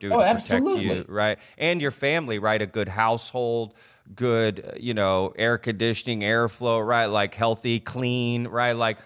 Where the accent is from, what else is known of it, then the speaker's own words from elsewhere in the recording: Texas, United States; I grew up in Texas